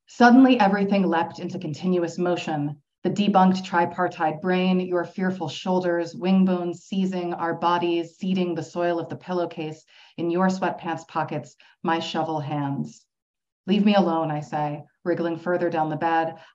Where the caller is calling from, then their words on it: Toronto, Ontario, Canada; Uh, as Siân said, I'm joining you from Toronto.